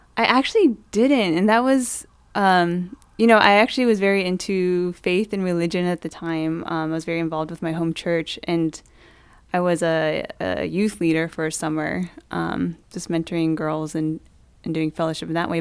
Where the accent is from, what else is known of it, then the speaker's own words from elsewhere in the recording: Maryland, United States; also born or lived in Indianapolis; I grew up in Maryland